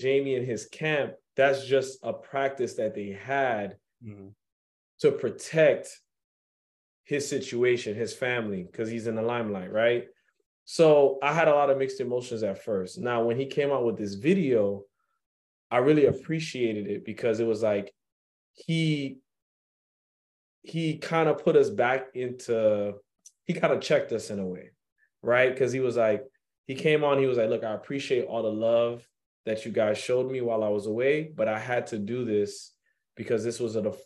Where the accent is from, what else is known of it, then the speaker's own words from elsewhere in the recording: New York, United States; me growing up in New York